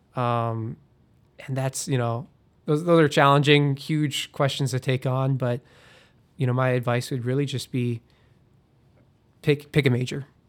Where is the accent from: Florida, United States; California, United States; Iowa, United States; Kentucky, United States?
Iowa, United States; growing up in Iowa